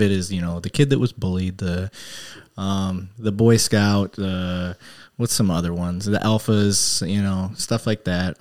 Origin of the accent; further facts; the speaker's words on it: Flint, Michigan, United States; growing up in Flint